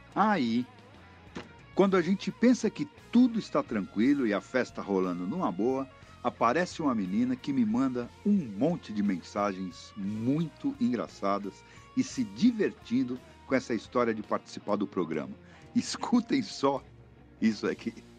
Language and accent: Portuguese; interior of Goiás, Brazil; sou do interiorzinho de Goiás